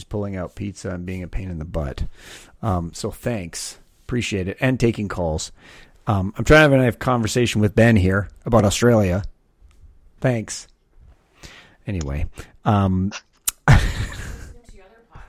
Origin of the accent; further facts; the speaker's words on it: Canada; now in California, United States; I obviously live in America, but I am Canadian, so I grew up around, you know, in one of the colonies